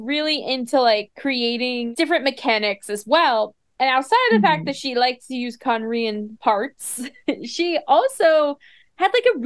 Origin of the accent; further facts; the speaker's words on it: New York, United States; I'm from New York